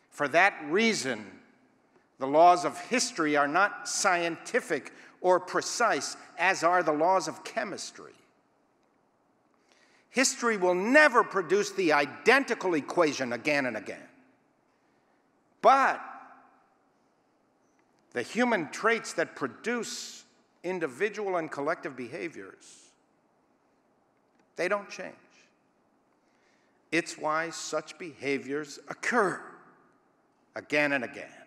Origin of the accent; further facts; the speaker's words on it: Israel; It was and still is the central message that I was taught as a youth growing up in Israel.